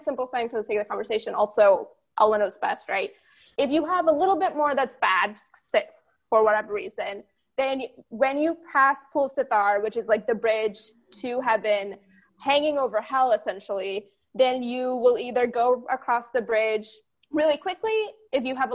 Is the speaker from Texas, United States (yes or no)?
yes; Texas, United States; I grew up in Texas around pretty much every denomination of Christianity you can think of because it's Texas